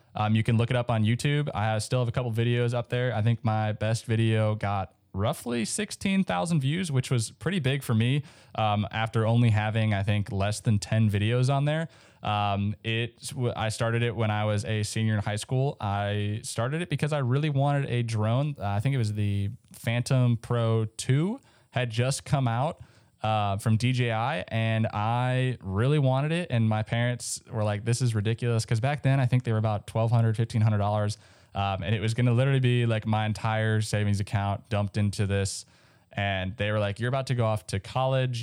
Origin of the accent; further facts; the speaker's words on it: Minnesota, United States; I grew up in Minnesota, so there was a lot of snow.